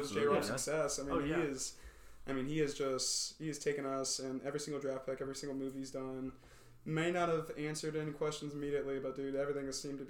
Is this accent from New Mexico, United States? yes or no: no; Hendersonville, Tennessee, United States; also born or lived in Nashville; I was born here in Nashville, like everybody else, mostly, not Noah. I was kind of raised in Hendersonville most of my life.